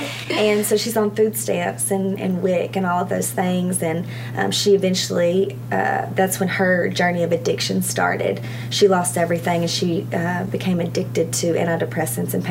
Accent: Arkansas, United States; I was born and raised in Arkansas.

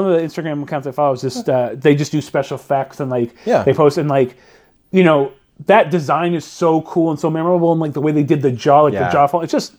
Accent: Redlands, California, United States; we went to this theater in my hometown, which is no longer a theater now. I think it's like a Pilates place for rich white women. But it was the Rainbow Theater in Redlands, California

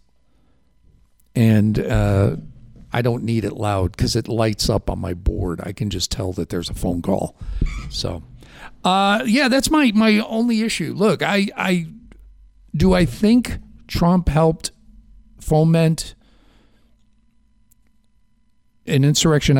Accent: Chicago, Illinois, United States; now in New York, United States; I grew up in Chicago.

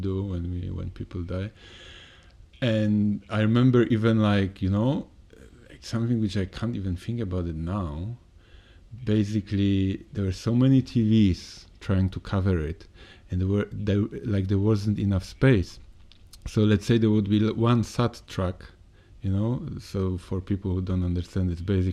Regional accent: Poland; moved away; my hometown is quite known for business. We are quite close to Germany

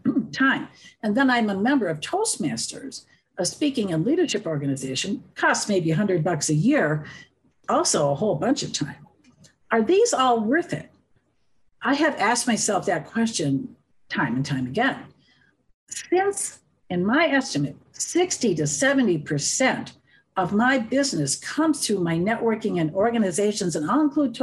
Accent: Wisconsin, United States; moved away as an adult; now in Colorado, United States; I'm from the Midwest. We're kind of a joining crowd up there from Wisconsin

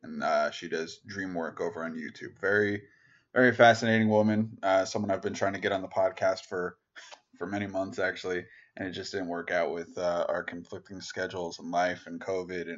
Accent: United States; my home country, the US

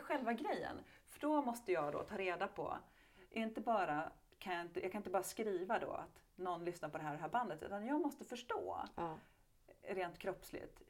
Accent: Hofors, Gävleborg County, Sweden; där då i Gästrikland i Hofors så har jag vuxit upp med väldigt mycket hårdrock omkring mig.

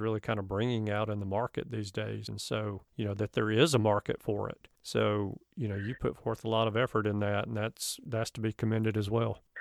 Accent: the South, United States; I'm from the South

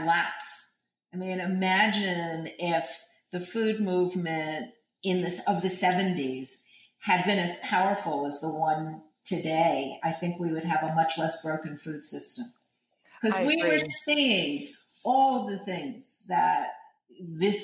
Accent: New York City, New York, United States; I grew up in Greenwich Village. I grew up on 10th Street

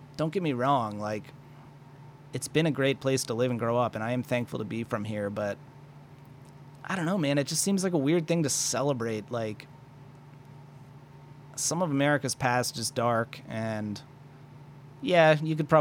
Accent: Maryland, United States; I do have a lot of pride for being from Maryland. I think Maryland's been an exceptional place to grow up and live

